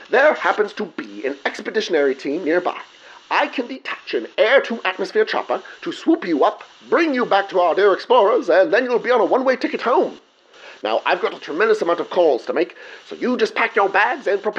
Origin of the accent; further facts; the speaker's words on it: England, United Kingdom; because I am definitely English.